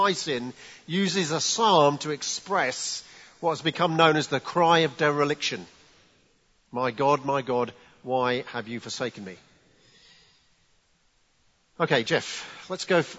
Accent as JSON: {"language": "English", "region": "England", "country": "United Kingdom", "said": "as English people"}